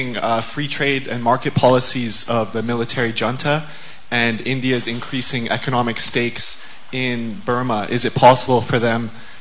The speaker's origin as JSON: {"language": "English", "country": "Canada", "said": "I'm from Canada."}